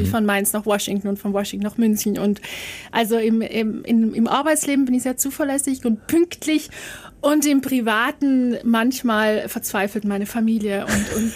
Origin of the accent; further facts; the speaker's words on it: Trentino-Alto Adige, Italy; die wollten nicht, dass man sagt, na, du als Südtiroler kannst nicht sprechen.